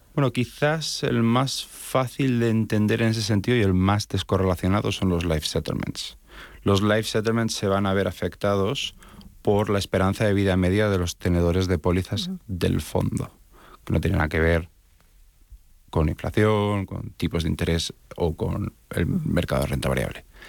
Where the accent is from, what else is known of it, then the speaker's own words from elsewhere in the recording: Spain; now in Miami, United States; realmente soy de origen español, mi acento me delata.